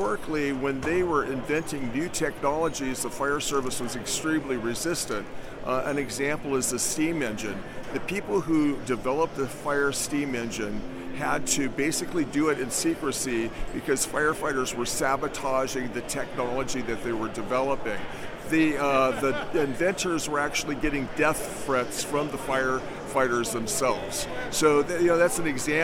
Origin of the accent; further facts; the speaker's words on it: California, United States; moved away; I'm from California originally.